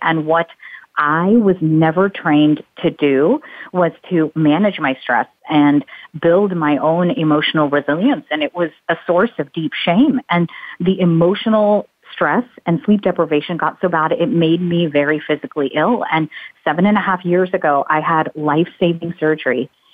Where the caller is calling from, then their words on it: Orlando, Florida, United States; I am calling in from Orlando, Florida